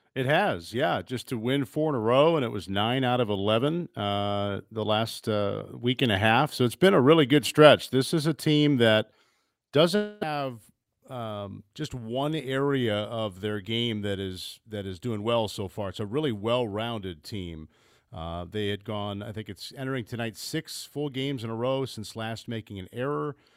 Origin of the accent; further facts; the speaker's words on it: Midwest, United States; I'm a Midwesterner